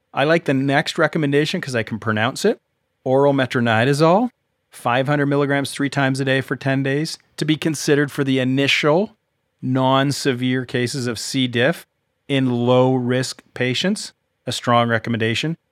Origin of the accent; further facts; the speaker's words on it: Canada; I'm Canadian